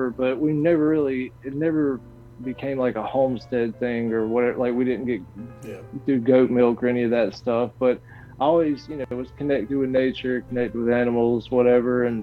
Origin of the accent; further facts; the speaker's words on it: Mississippi, United States; also born or lived in Warner Robins, Georgia; I was born in Georgia. My dad was in the Air Force, and we um, so we we lived in there, or we lived there. I was born in Warner Robins, lived there for a little while, moved to um, South Mississippi, and that was kind of like my formative years.